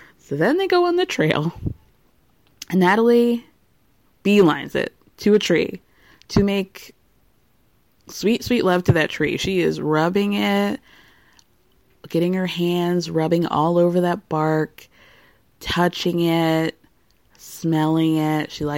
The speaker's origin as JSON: {"language": "English", "country": "Tunisia", "said": "because I am from Tunisia. He's from Morocco."}